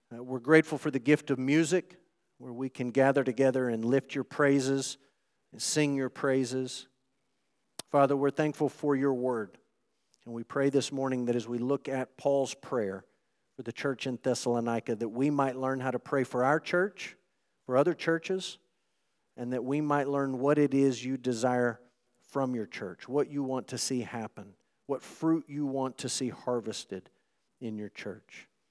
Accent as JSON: {"language": "English", "region": "Texas", "country": "United States", "said": "those of us who are proud to be Texans"}